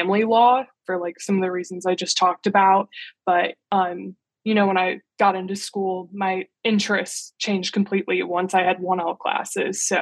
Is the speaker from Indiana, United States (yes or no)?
yes; Indiana, United States; moved away as an adult; now in Washington, D.C., United States; I grew up in Indiana.